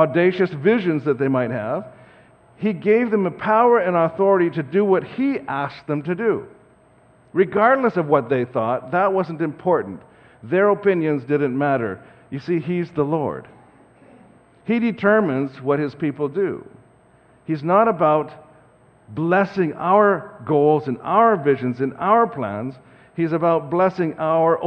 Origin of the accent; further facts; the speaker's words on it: Saskatoon, Saskatchewan, Canada; now in Langley, Canada; So my wife and I grew up in Saskatoon, and we have prairie roots